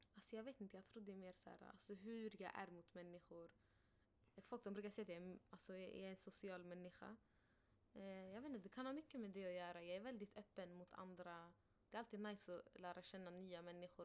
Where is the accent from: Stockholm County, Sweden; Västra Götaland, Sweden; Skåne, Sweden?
Stockholm County, Sweden; Haninge; moved away as an adult; Det är där jag föddes, det är där jag växte upp